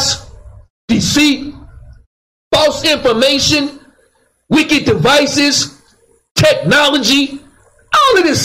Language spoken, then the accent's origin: English; Dallas, Texas, United States; I grew up in West Dallas